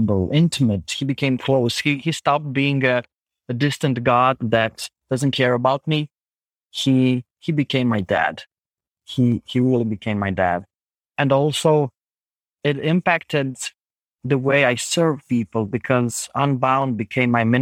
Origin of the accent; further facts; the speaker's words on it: Zagreb, City of Zagreb, Croatia; English is a second language; I'm from Zagreb. It's the capital city of Croatia